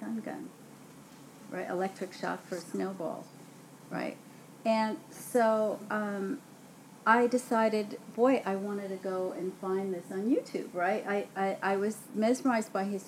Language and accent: English; New York City, New York, United States; I grew up in Brooklyn and on those streets